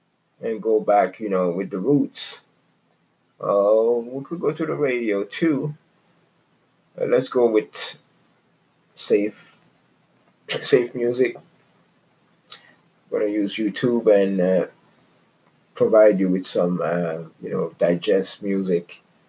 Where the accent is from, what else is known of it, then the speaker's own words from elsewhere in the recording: Quebec, Canada; also born or lived in Vancouver; now in Toronto, Canada; I've been fortunate to live almost all my life in Canada. I grew up in Quebec, in Vancouver, and now I reside in Toronto.